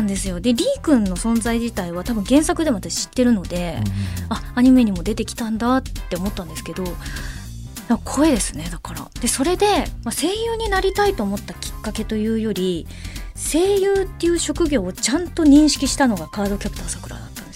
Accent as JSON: {"language": "Japanese", "region": "Shizuoka", "country": "Japan", "tie": "born or raised there", "moved": "as an adult", "lives_now": "Tokyo, Japan", "said": "高校は静岡県内のを終わらせてそこから上京"}